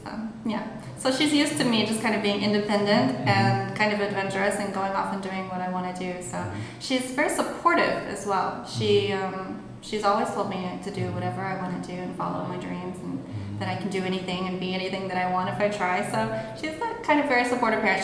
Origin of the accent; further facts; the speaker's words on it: Mineola, Texas, United States; moved away as an adult; also born or lived in Austin, Texas; now in Japan; my hometown only had about 4,000 people